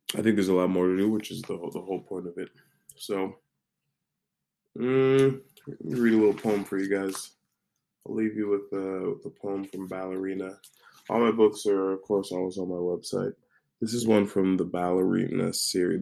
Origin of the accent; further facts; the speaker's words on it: United States; as an American